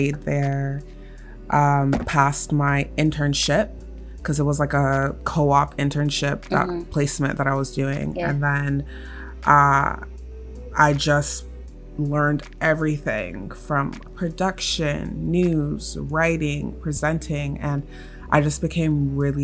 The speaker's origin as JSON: {"language": "English", "country": "Canada", "tie": "born or raised there", "said": "I was born and raised in Canada"}